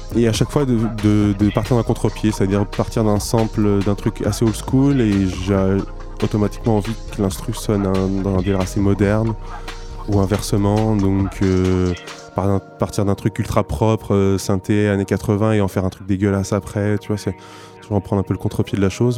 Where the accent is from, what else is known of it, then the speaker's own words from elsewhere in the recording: Niort, Nouvelle-Aquitaine, France; now in Poitiers, France; Je suis né à Niort il, euh, il y a 27 euh, ben, ans maintenant.